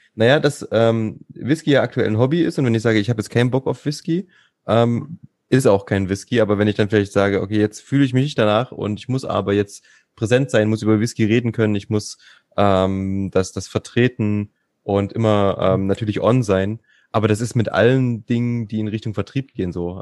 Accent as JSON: {"language": "German", "region": "Thuringia", "country": "Germany", "said": "als Thüringer"}